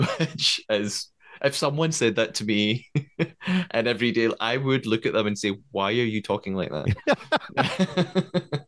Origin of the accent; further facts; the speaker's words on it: Scotland, United Kingdom; accent: Scottish; I am Scottish. I'm living in Scotland